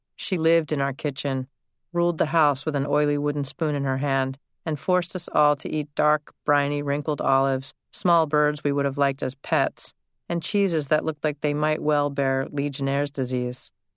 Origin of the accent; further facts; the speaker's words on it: United States; now my hometown has become mostly a sprawl of developments and subdivisions